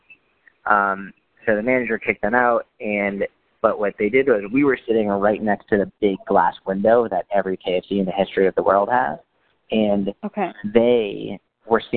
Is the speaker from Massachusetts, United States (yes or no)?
yes; Sudbury, Massachusetts, United States; We were from a town called Sudbury